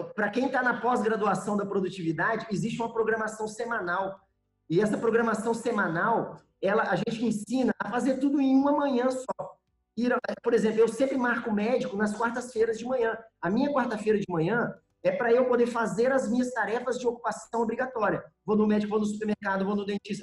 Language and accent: Portuguese; Espírito Santo, Brazil; also born or lived in João Monlevade, Minas Gerais, Brazil; Eu moro no Espírito Santo hoje, mas sou mineiro de João Molevade. Apesar de morar aqui no Espírito Santo já desde os sete anos de idade